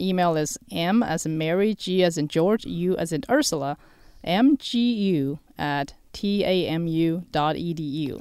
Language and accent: English; China; moved away; also born or lived in New Mexico / Texas; I, uh, was born and raised in China.